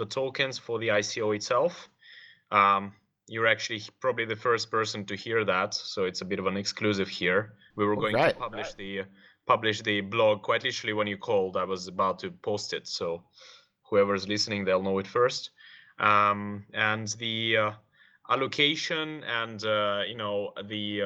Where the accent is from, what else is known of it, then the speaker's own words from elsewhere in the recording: Moscow, Russia; moved away; Originally from Moscow